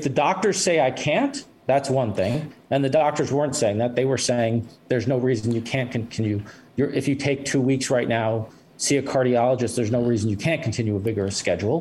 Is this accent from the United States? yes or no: yes; New York City, New York, United States; as a New Yorker, somebody who's done politics